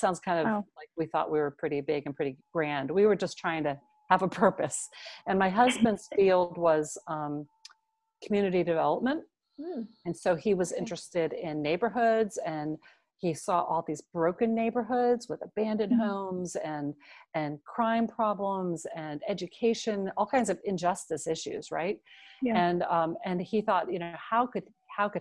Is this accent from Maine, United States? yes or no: no; Washington, District of Columbia, United States; moved away as an adult; also born or lived in Maryland; now in Indianapolis, United States; having grown up in DC